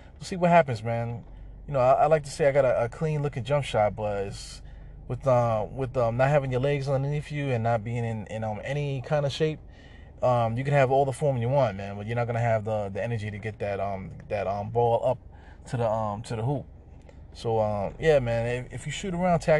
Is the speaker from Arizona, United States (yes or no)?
no; New York City, New York, United States; I'm from the East